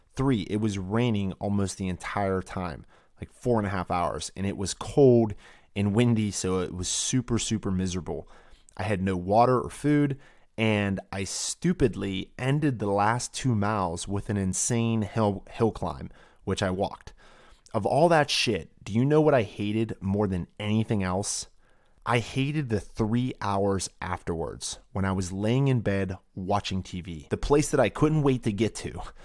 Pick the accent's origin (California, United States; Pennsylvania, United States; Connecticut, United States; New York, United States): Pennsylvania, United States; Pittsburgh; A beautiful tour around Three Rivers in Pittsburgh, my hometown, the temple of my sacred ground